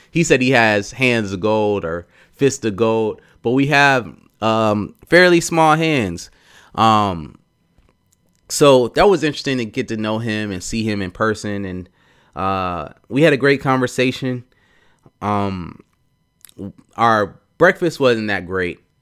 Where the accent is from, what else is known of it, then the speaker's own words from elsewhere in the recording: Atlanta, Georgia, United States; I grew up in Atlanta, so I say y'all. I talk slow